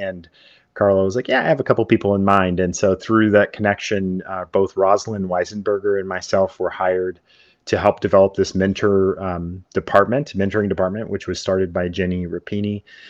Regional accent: Northern California, United States; I grew up in Northern California, actually

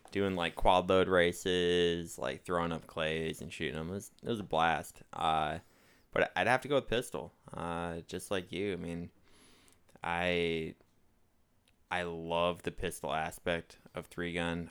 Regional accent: Minnesota, United States; moved away; I'm, I'm from Minnesota

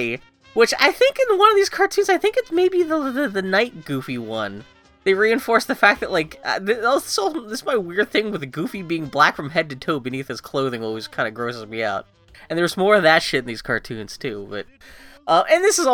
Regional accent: Pittsburgh, Pennsylvania, United States; I grew up in Pittsburgh

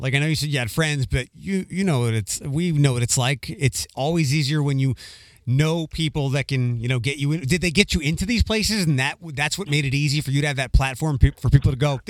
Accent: East Coast, United States; moved away; also born or lived in Orlando; where I grew up on the East Coast and even here.

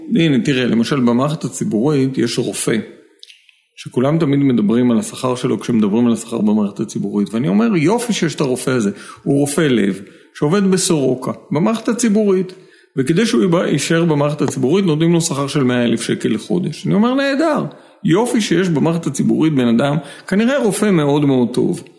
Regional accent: Tel Aviv, Tel Aviv District, Israel; אני תל אביבי, אתה יודע, אני נוסע לים באופניים

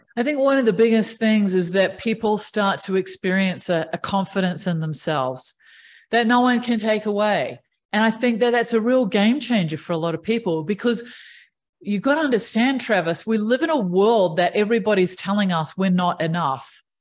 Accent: New Zealand; I grew up in New Zealand, which is one of the most amazing places to grow up.

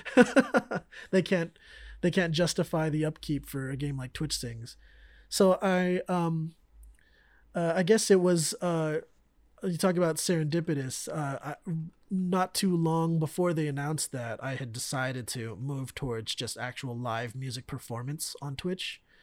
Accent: Bay Area, California, United States; growing up in the Bay Area

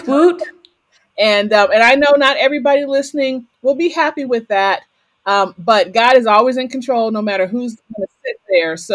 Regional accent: Waterbury, Connecticut, United States; So I'm from the Waterbury

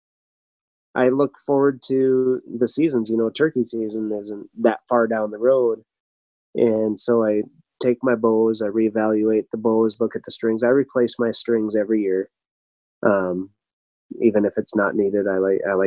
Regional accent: South Dakota, United States; South Dakota being my home state

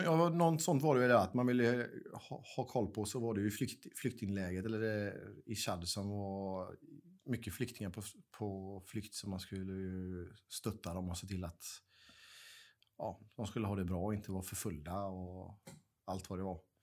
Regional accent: Gothenburg, Västra Götaland, Sweden; jag är born and raised i Göteborg

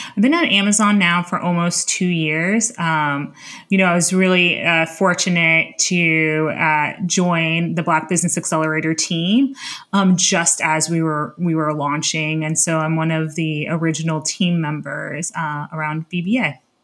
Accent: Miami, Florida, United States; moved away as an adult; also born or lived in Palo Alto, California; now in Washington, D.C., United States; I was born and raised in, uh, Miami, Florida

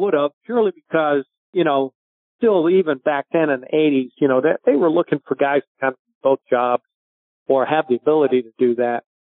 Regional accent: Victoria, British Columbia, Canada; because of being Canadian, I was inducted into the Victoria Sports Hall of Fame.

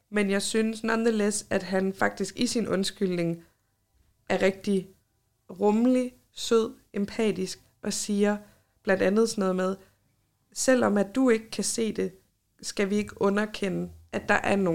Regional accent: Copenhagen, Capital Region of Denmark, Denmark; Jeg er født og opvokset i København

